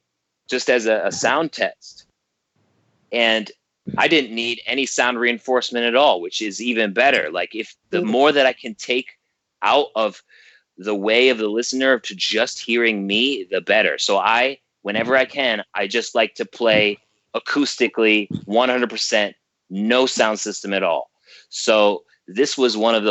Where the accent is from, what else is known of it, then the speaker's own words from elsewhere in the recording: Geneseo, New York, United States; my hometown of Geneseo, New York.